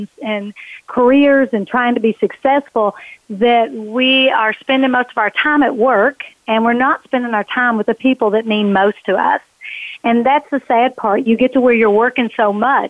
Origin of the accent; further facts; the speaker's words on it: Kentucky, United States; It started in Kentucky. I was born in Kentucky, and I was raised by parents